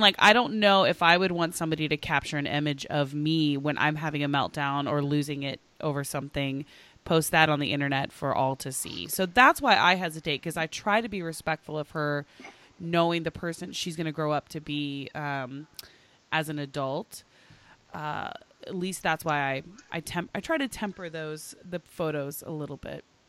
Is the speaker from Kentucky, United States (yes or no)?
no; Oklahoma, United States; now in Los Angeles, United States; I grew up in Oklahoma, eh, to a single mom